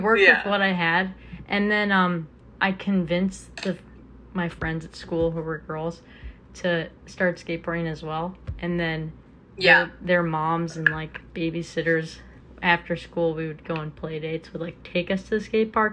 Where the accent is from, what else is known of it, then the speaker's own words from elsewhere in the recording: New York City, New York, United States; moved away as an adult; also born or lived in Baltimore; I grew up in New York City on the Upper West Side